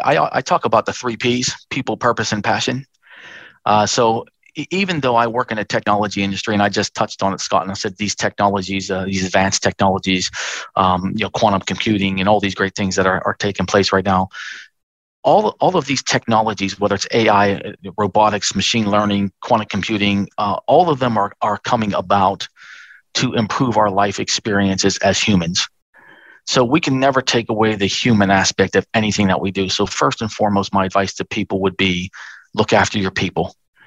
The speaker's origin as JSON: {"language": "English", "country": "Australia", "said": "but our future here as a country and as an Australian."}